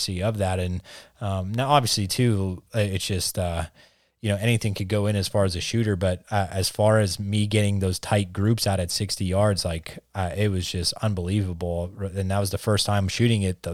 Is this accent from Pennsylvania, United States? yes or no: yes; Pennsylvania, United States; we're from Pennsylvania